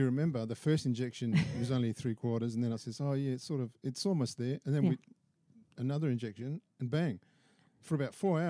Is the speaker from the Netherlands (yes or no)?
no; Australia; I was born in Australia and I'm not, you know, from ethnic. Oh, well, I'm from ethnic background, but I'm not from Italy.